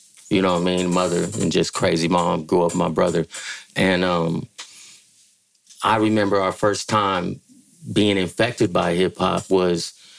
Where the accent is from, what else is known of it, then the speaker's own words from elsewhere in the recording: San Francisco, California, United States; I grew up in San Francisco, California. I went to James Lick Junior High School, went to McAteer High School. That's where I grew up